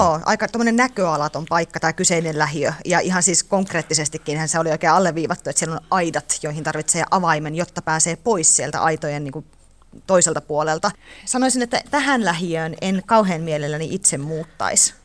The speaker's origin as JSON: {"language": "Finnish", "town": "Teisko", "region": "Pirkanmaa", "country": "Finland", "tie": "born or raised there", "also_born_or_lived": "Kuru", "said": "Mä oon syntynyt Kurussa ja asunut lapsuuteni Teiskossa"}